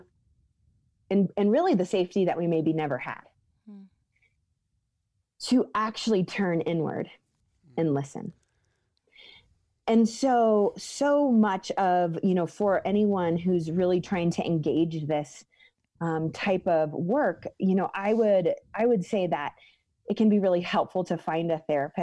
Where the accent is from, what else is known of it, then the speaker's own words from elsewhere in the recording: the Northwest, Pacific Northwest, United States; moved away as an adult; now in Colorado, United States; the Northwest, which is where I grew up